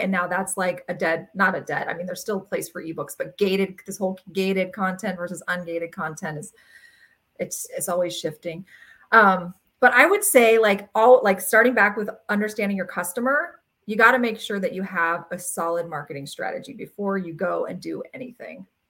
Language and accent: English; Ontario, California, United States; We grew up in Ontario, California, which is like dairy farm country